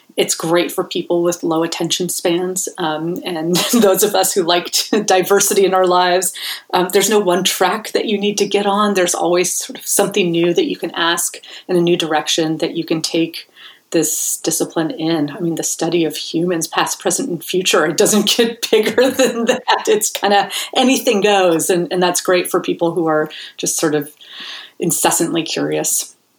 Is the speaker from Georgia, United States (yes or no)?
no; Bay Area, California, United States; I'm from the Bay Area originally